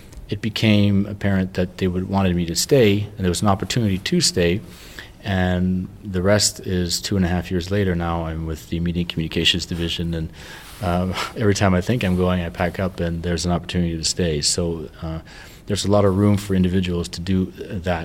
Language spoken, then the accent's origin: English; Canada; moved away; I'm from Canada